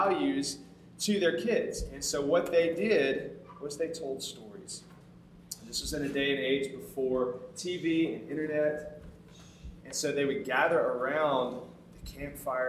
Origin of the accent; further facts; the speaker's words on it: Tuscumbia, Alabama, United States; moved away as an adult; also born or lived in Houston, Texas; I'm from a small town called Tuscumbia, Alabama